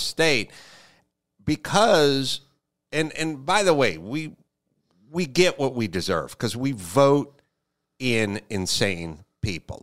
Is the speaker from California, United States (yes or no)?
yes; Los Angeles, California, United States; I grew up in Los Angeles and a very sort of hippie mom